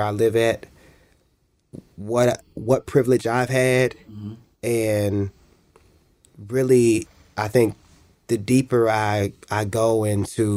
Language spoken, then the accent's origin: English; Cleveland, Ohio, United States; also born or lived in Shaker Heights, Ohio; I was born in Cleveland. I grew up in Shaker. Well, let me say I lived in Shaker, but I grew up in Cleveland